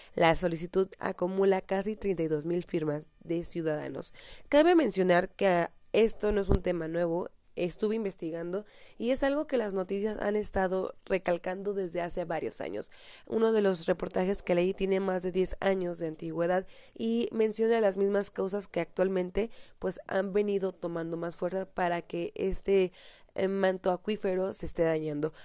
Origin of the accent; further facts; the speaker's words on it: Michoacán, Mexico; ubicado en el estado de Michoacán, de donde soy originaria